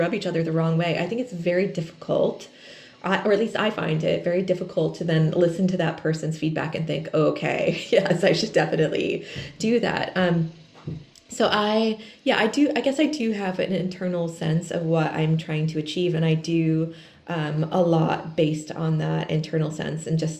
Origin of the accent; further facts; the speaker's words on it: Connecticut, United States; my family moved to the town that I grew up in Connecticut in the 1600s.